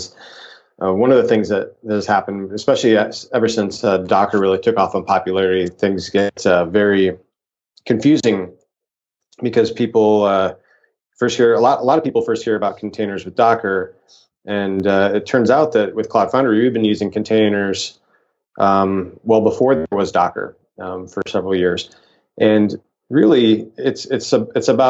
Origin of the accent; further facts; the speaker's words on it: Nebraska, United States; now in Palo Alto, United States; I grew up in Nebraska